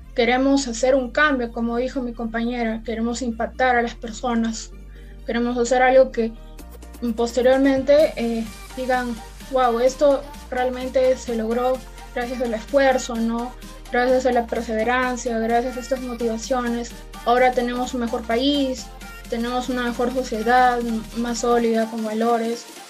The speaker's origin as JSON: {"language": "Spanish", "region": "La Libertad", "country": "Peru", "said": "soy de La Libertad"}